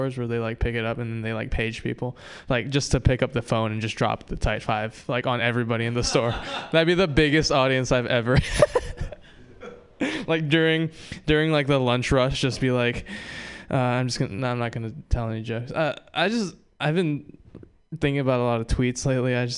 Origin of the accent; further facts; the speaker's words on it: Hawaii, United States; moved away; I'm Japanese and from Hawaii